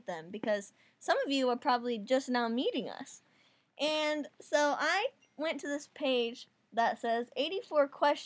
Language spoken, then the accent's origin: English; Denver, Indiana, United States; I'm from Denver, Indiana, not Colorado